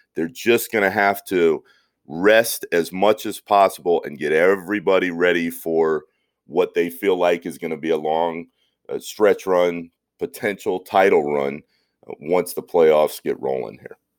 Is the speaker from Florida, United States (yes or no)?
yes; Orlando, Florida, United States; I grew up in Orlando, watching the Shaq and Penny magic